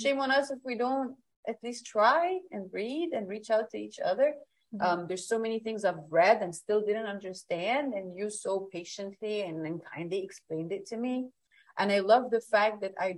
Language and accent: English; Egypt; moved away as an adult; I come from Egypt. I've spent most of my life in Egypt. I moved when I was 19, so I was, you know, my whole childhood was in Egypt.